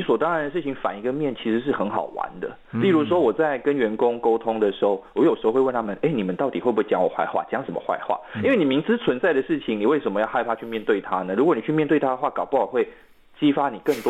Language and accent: Chinese; Malaysia; first language Mandarin; 对，我的母语是华语嘛，嗯，那我们的国家的语言是马来语。